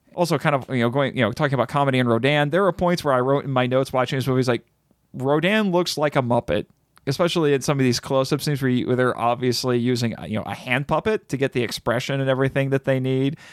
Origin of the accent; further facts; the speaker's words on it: United States; I'm an American